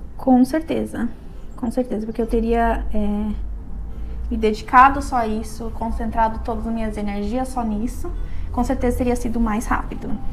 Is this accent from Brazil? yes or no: yes; Serra Gaúcha, Rio Grande do Sul, Brazil; moved away as an adult; now in Australia; sou da Serra Gaúcha, lá do Brasil.